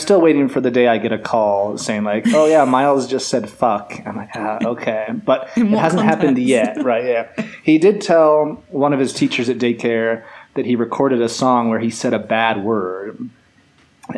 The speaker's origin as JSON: {"language": "English", "region": "Utah", "country": "United States", "also_born_or_lived": "Colombia", "said": "we're from Utah"}